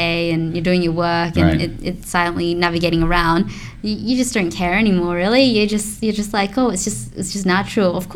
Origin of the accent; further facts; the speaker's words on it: Australia; we're Australian here